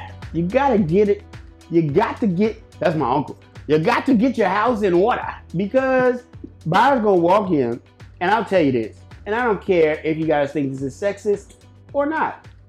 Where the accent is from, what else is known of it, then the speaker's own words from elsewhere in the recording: Catskill, New York, United States; But that's crazy because I grew up on Catskill.